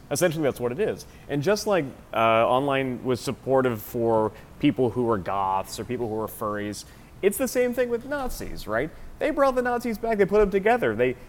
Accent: Lubbock, Texas, United States; growing up in Lubbock, which is a pretty right-wing place

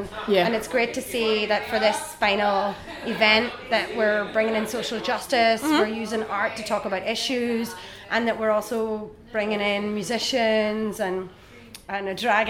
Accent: Omagh, Northern Ireland, United Kingdom; moved away as an adult; also born or lived in London; now in England; I'm originally from Omagh in Northern Ireland.

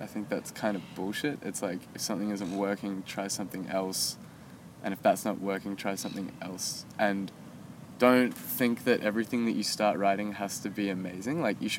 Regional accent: Texas, United States; the first one was about memories about growing up in Texas. So it was like 30 memories in 30 days of growing up in Texas.

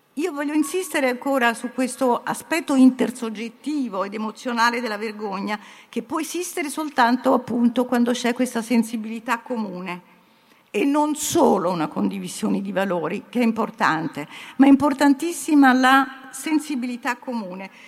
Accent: Italy; also born or lived in United States

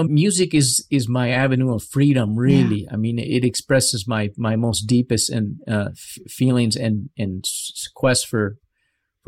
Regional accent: Paraguay; I grew up in Paraguay

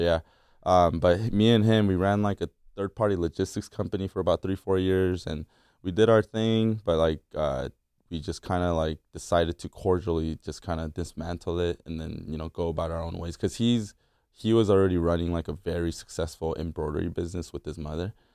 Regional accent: La Mirada, California, United States; also born or lived in Korea / Fullerton, California; I was born in Korea and I moved out here with my, my, my dad, my mom, and my sister in ninety-eight. to La Mirada, California

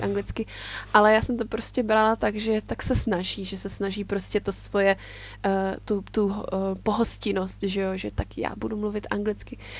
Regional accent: Czechia; moved away as an adult; also born or lived in Japan; Já jsem tam přijela jako takový ten typický Čech

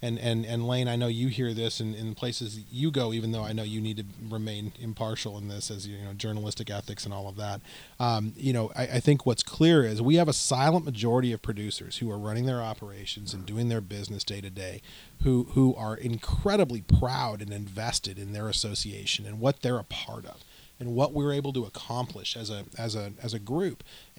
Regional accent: Southwest, United States; So we're from the Southwest, a couple of us, and you know, West Texas we include in that.

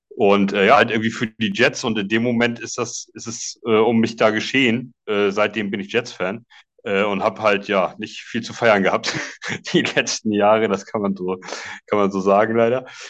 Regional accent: Schleswig-Holstein, Germany; komme aus äh, grob Hamburg. Es ist äh, in Wirklichkeit noch Schleswig-Holstein, aber zwei Kilometer von der Grenze weg

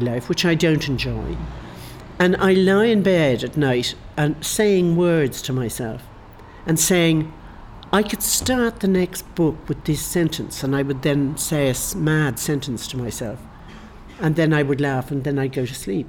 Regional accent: Ireland; moved away as an adult; I'm Irish

